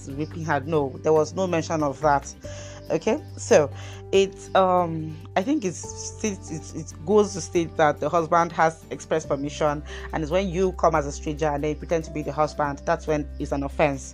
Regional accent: Kaduna State, Nigeria; my dear state Kaduna

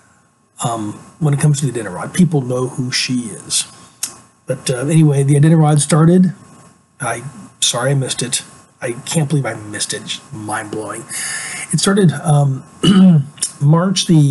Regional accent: Alaska, United States; I'm originally from Alaska. I grew up there. I got there when I was really, really young. I got there earlier than I can remember. And so I consider myself an Alaskan.

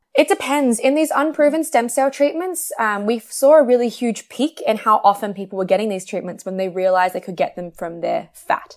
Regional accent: Australia; I'm Australian

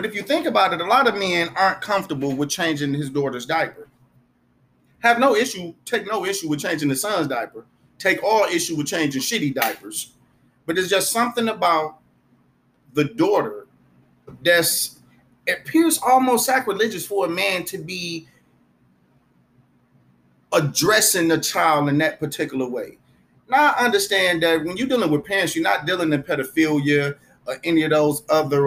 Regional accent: United States; I grew up in America like everybody else.

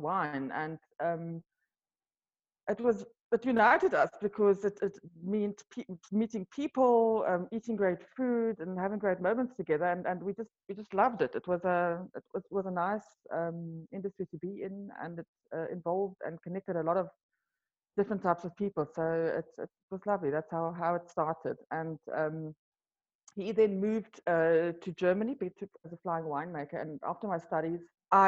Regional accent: South Africa; first language Afrikaans; English is a second language; moved away as an adult; also born or lived in Europe; Afrikaans is my mother language

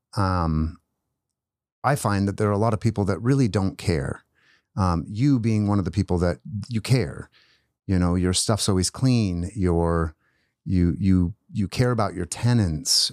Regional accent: Post Falls, Idaho, United States; now in Spokane, United States; I didn't grow up in Spokane, but, but I grew up in North Idaho

